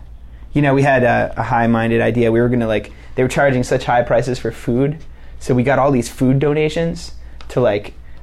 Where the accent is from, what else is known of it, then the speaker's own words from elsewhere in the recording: Kingston, New York, United States; I was born in Kingston, about 15 minutes from Woodstock.